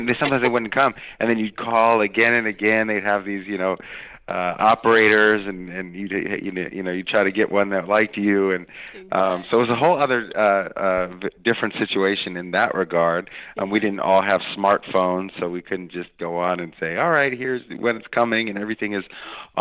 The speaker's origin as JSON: {"language": "English", "area": "East Bay", "region": "California", "country": "United States", "tie": "born or raised there", "lives_now": "San Francisco, United States", "said": "I'm from the Bay Area, so I grew up in the East Bay"}